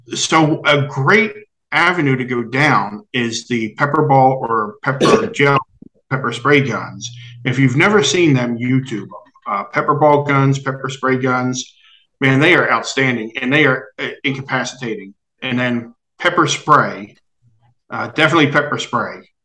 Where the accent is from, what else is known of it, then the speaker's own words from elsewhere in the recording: New Jersey, United States; I'm from Jersey